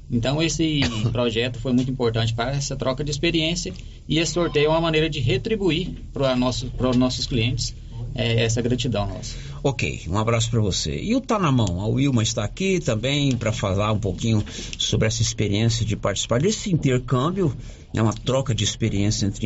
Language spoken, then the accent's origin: Portuguese; Cabeceira Grande, Minas Gerais, Brazil; Eu sou de Cabeceira Grande. Cabeceira né? Grande.